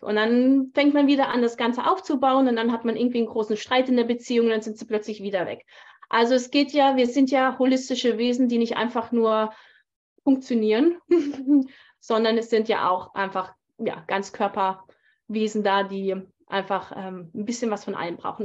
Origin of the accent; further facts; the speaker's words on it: Germany; moved away as an adult; also born or lived in Thailand; now in Canada; Ich bin ja Deutsche.